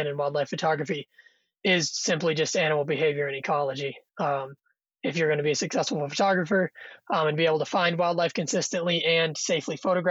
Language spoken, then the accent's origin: English; Kentucky, United States; moved away as an adult; now in Yellowstone National Park, United States; I'm originally from Kentucky